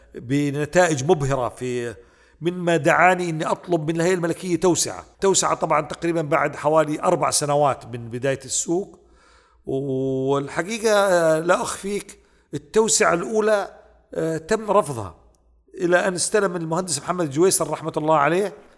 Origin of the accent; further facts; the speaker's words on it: Saudi Arabia; حنا كسعوديين